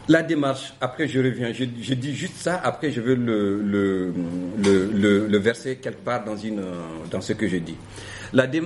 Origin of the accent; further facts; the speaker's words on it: North, Mali; Pour ceux qui me connaissent, quand même, je viens du nord du Mali et encore d'un village du nord du Mali et mes parents y sont encore.